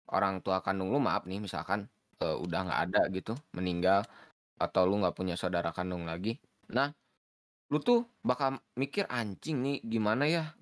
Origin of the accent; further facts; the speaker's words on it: Bandung, West Java, Indonesia; gue gua pun ketemu saya orang Bandung